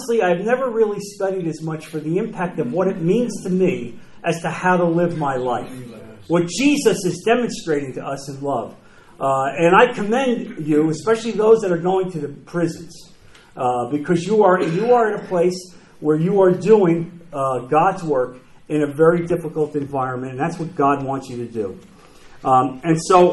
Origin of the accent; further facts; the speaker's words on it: New Jersey, United States; moved away; I'm from New Jersey.